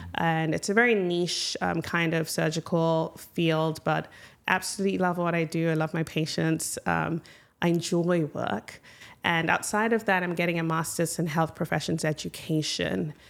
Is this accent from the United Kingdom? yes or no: no; Ghana; moved away as an adult; also born or lived in United States; now in Michigan, United States; I grew up in Ghana, uh, had wonderful childhood moved to the United States for college